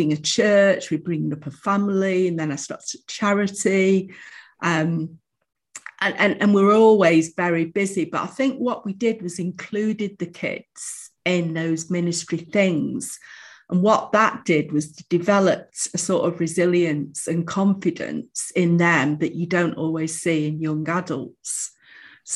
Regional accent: Manchester, North West England, United Kingdom; also born or lived in Bromley, London; I was born in Manchester in a place called Middleton. And then we moved, when I was about five, we moved to London, to Bromley, because my dad got a job in the city. And then when I was about 11, moved back to Manchester, but onto the south side of Manchester

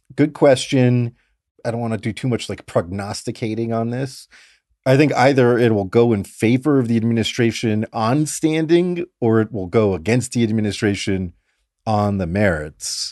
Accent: Fort Lauderdale, Florida, United States; I grew up in South Florida in Fort Lauderdale

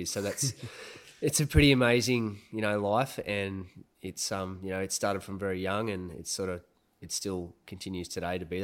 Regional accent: Brisbane, Queensland, Australia; born there; also born or lived in Sunshine Coast; Well, I was born in Brisbane, and then he had like a.

